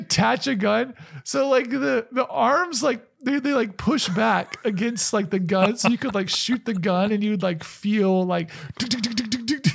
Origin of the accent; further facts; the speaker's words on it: the South, United States; I grew up in the South